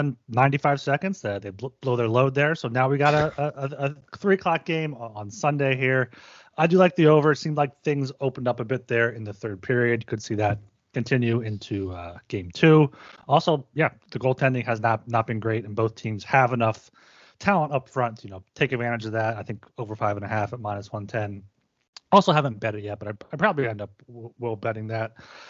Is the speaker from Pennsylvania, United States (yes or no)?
yes; Philadelphia, Pennsylvania, United States; I'm American, I'm Philadelphia.